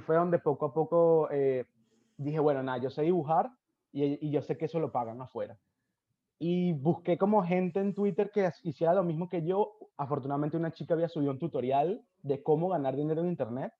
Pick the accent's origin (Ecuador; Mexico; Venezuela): Venezuela; moved away; cuando salí de Venezuela